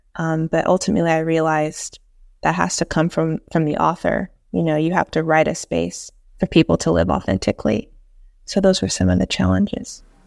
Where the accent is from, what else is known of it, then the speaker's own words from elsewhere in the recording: East Tennessee, United States; also born or lived in Piedmont, North Carolina; now in Winston-Salem, United States; I'm from East Tennessee, and I live in Piedmont of North Carolina now